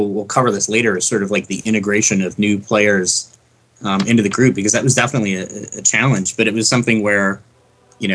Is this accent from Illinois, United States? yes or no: yes; Glenview, Illinois, United States; I am from the northwest suburbs of Chicago. Glenview as well, just like Sam